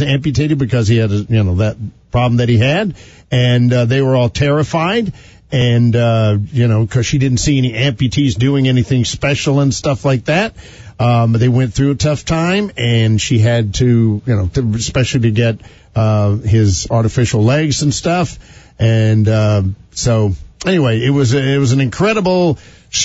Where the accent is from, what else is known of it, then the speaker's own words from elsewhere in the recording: North Carolina, United States; moved away; my hometown in North Carolina